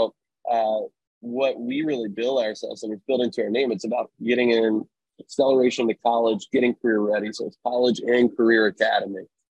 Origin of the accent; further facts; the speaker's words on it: East Coast, United States; now in Sacramento, United States; I am from the East Coast originally. I've been in Sacramento now for about 12 years.